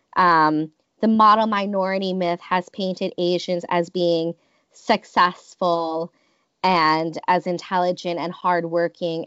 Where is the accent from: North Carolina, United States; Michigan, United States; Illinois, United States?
Michigan, United States; Detroit; I grew up in Metro Detroit where we were very close to the border